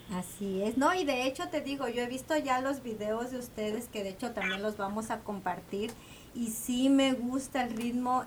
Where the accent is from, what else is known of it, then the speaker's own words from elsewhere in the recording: Quetzaltenango, Guatemala; moved away; yo crecí en Guatemala